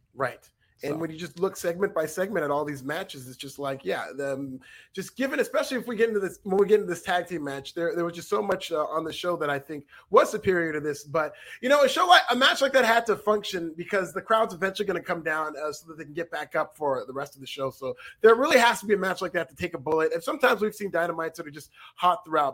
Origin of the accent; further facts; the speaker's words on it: Northern California, United States; I grew up in NorCal